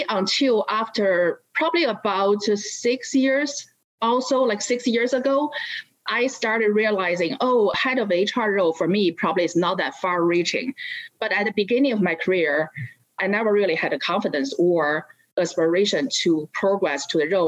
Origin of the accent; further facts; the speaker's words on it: China; first language Chinese; English is a second language; moved away as an adult; now in United States; I was born and raised up in China, and I went to college in Beijing